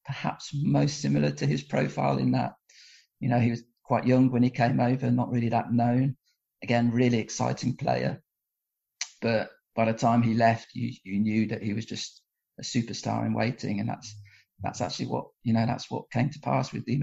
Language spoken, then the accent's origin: English; England, United Kingdom; now in Portugal; I was born and brought up in England